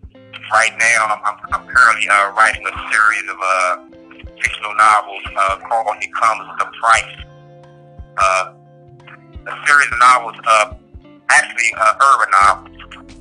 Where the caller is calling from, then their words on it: Allenwood, Pennsylvania, United States; I'm calling from Allenwood, United States Penitentiary, located in Whitefield, Pennsylvania.